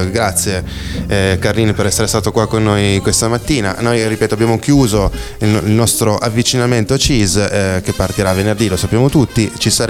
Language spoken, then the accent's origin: Italian; Bra, Piedmont, Italy; noi siamo io da Braidese sono